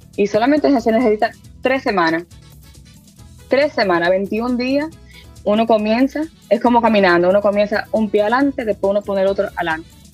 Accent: Reading, Pennsylvania, United States; also born or lived in New York; yo estoy nacida y criada en Reading, Pensilvania

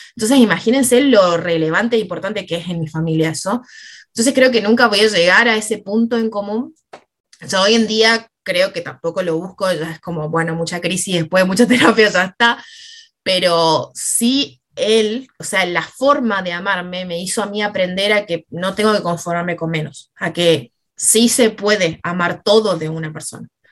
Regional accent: Misiones, Argentina; moved away as an adult; now in Rosario, Argentina; yo ya vivía acá en Rosario, me había venido a estudiar, yo soy de Misiones

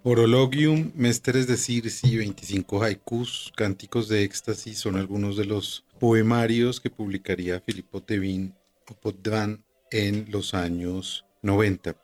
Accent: Colombia; como colombianos

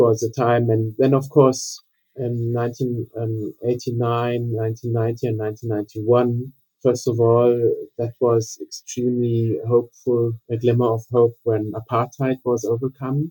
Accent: Germany; also born or lived in Cape Town, South Africa; I was born in Cape Town in South Africa. My parents were German and moved to South Africa for business reasons. So that's why I was lucky to be born there. But my family moved back when I was at the age of 6 to Western Germany at the time

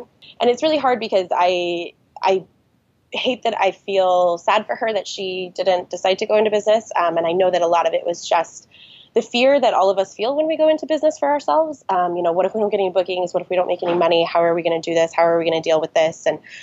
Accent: Lake Tahoe, California, United States; I am born and raised in Lake Tahoe, California

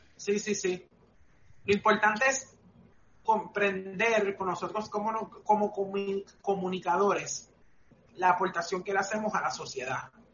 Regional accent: Puerto Rico; nuestra cultura como puertorriqueños

